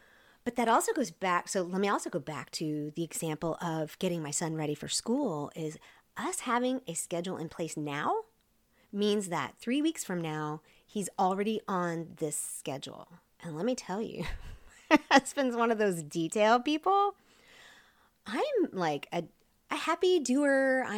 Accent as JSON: {"language": "English", "region": "Seoul", "country": "South Korea", "tie": "born or raised there", "also_born_or_lived": "Wyoming", "said": "And before we went on the mission field, I grew up in Seoul, Korea. So any shout outs there to my Korea peeps. Before we went to Korea, we were in Wyoming."}